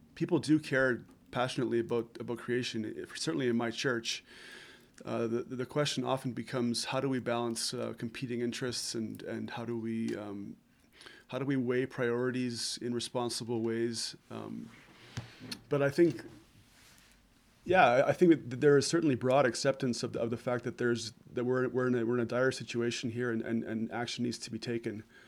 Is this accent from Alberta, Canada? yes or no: yes; Southern Alberta, Canada; I'm from Southern Alberta and I'm, I'm only in my 40s